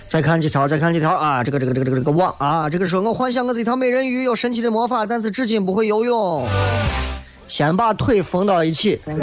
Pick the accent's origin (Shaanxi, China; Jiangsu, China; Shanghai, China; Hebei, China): Shaanxi, China; 就咱陕西话说修仙儿